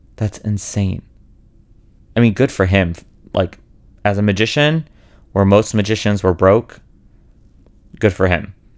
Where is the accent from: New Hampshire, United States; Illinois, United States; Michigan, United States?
Illinois, United States; Chicago; moved away; Chicago where I'm from